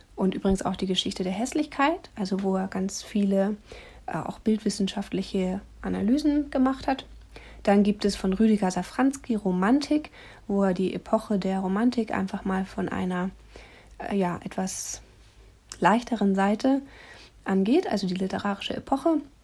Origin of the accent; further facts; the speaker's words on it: Germany; hier bei uns in Deutschland